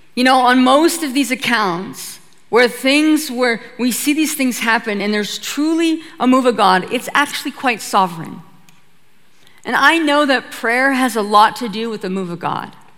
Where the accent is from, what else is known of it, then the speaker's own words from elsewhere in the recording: Petersburg, Alaska, United States; I'm from a little homestead right outside of a Norwegian fishing town called Petersburg, Alaska